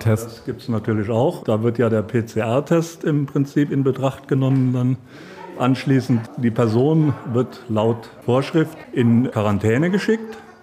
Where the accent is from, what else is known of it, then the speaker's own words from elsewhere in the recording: Schöndorf, Rhineland-Palatinate, Germany; in meinem Heimatort in Schöndorf unser Gasthaus